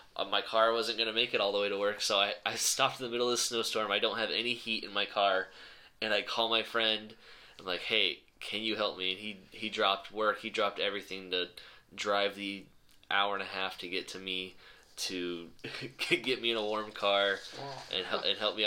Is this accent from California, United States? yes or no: yes; San Diego, California, United States; moved away as an adult; also born or lived in Michigan; I grew up in San Diego